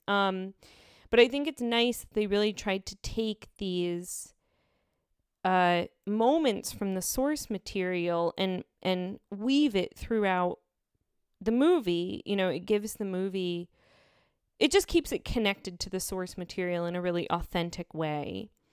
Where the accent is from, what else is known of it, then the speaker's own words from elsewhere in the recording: United States; as an American